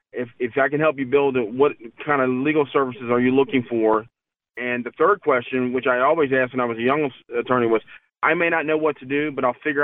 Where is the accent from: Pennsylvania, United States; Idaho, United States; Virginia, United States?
Virginia, United States; Chesapeake; my hometown, when I grew up here back in the 70s